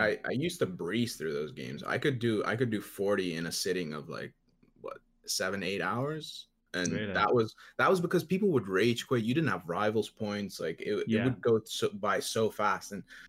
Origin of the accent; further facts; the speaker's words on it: Netherlands; I'm from the Netherlands.